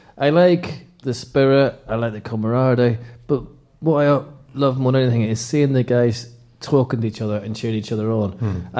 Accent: London, United Kingdom; also born or lived in Ireland; You're like me, you're a North Londoner, even though I'm Irish.

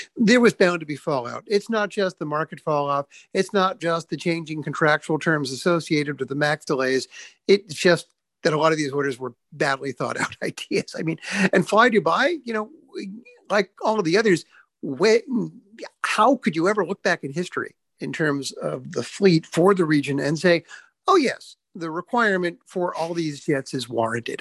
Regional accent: United States; as an American in Europe right now

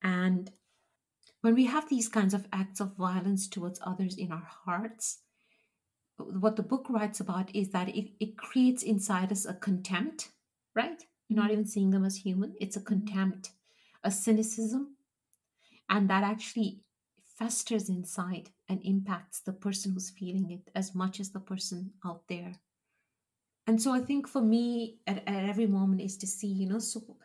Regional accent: Kenya; growing up in Kenya, we had people, African people who worked for us and worked for my dad in the business

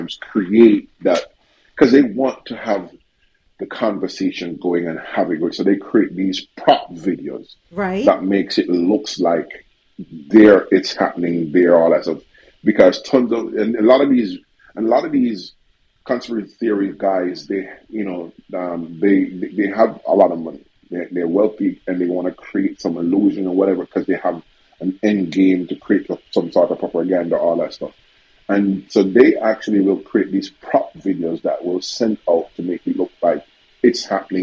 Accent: Connecticut, United States; I'm from Connecticut

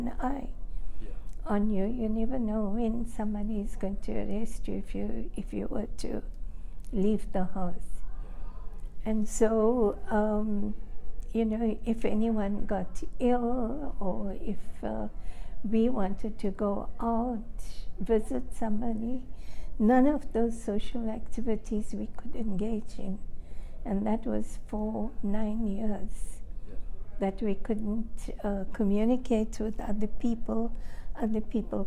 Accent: Phoenix settlement, KwaZulu-Natal, South Africa; And grew up in a house that my father built on the settlement.

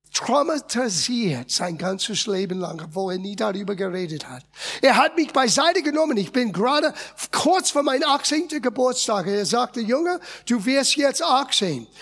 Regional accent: United States; German is a second language; moved away as an adult; now in Germany; ich bin in Amerika geboren und aufgewachsen.

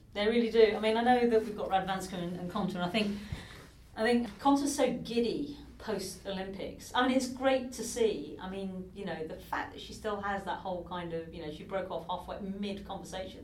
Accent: United Kingdom; even being a Brit

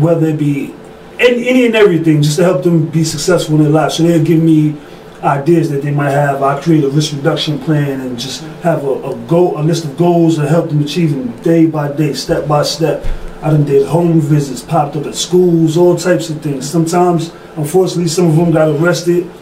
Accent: New York City, New York, United States; I'm from Bed-Stuy, Brooklyn.

